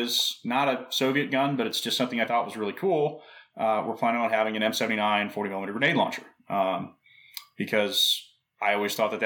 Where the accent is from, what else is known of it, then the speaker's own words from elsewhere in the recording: St. George, Utah, United States; my home range in my hometown where I live in St. George, Utah